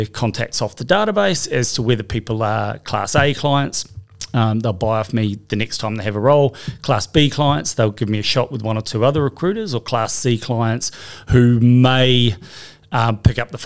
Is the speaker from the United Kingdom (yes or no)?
no; New Zealand; moved away as an adult; now in Australia; I came over from New Zealand having finished studying psychology